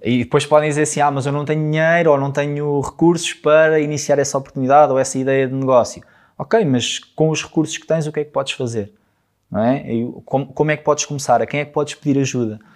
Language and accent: Portuguese; Alcobaça, Centro, Portugal; moved away; eu não sou de cá, eu sou de Alcobaça, sou de uma terra mais pequenina